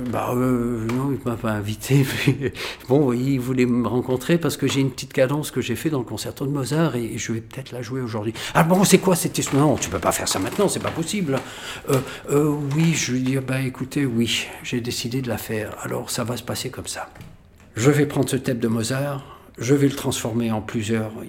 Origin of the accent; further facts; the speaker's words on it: Algeria; born there; toute ma famille était là, les pieds noirs, parce que je suis né en Algérie.